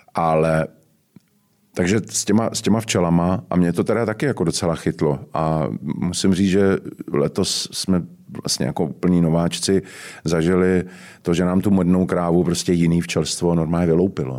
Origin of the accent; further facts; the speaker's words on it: Prague, Czechia; já jsem totiž z Horního Žižkova